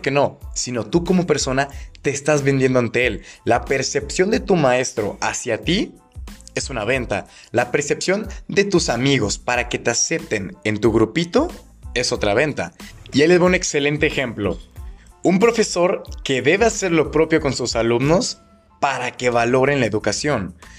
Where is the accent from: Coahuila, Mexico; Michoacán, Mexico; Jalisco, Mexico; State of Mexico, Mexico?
Jalisco, Mexico; Guadalajara; soy de Guadalajara, Jalisco, México